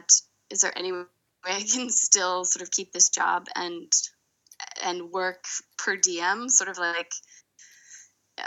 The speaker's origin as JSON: {"language": "English", "region": "Midwest", "country": "United States", "tie": "born or raised there", "also_born_or_lived": "London, United Kingdom", "moved": "yes", "lives_now": "Brooklyn, United States", "said": "I grew up in the Midwest"}